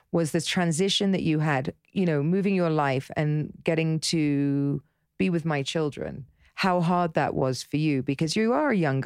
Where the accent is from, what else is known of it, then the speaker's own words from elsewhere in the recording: Dorset, South West England, United Kingdom; I grew up in Dorset